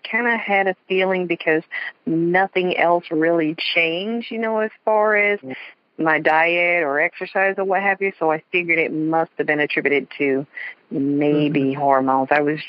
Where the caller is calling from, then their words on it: West Palm Beach, Florida, United States; West Palm Beach, Florida.